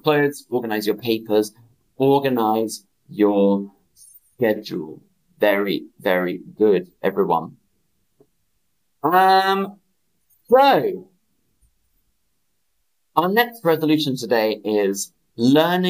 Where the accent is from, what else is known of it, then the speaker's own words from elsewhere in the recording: United Kingdom; I'm British